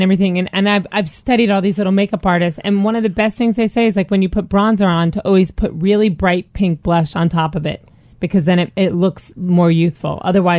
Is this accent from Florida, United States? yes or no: yes; Florida, United States; moved away; I was raised in Florida